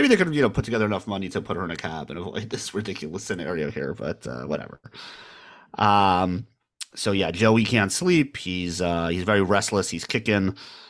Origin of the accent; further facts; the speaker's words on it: Manhattan, New York, United States; born there; also born or lived in Staten Island / New Jersey; I was born in Manhattan. My family lived in Staten Island, actually.